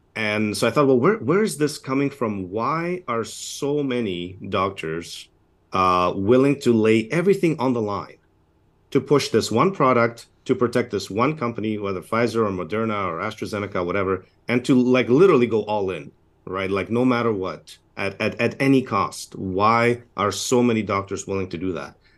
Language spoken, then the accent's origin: English; Canada; I'm a Canadian, uh, physician